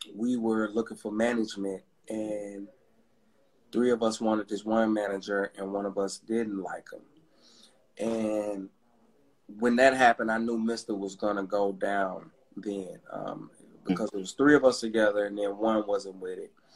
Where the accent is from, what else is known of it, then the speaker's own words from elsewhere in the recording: Atlanta, Georgia, United States; I'm from Atlanta, Georgia